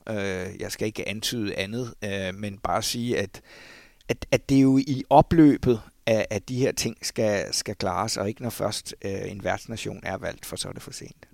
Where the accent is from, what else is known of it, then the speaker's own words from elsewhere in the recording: Lyngby, Capital Region of Denmark, Denmark; moved away; jeg kommer jo fra Lømpe Torbæk Kommune oprindeligt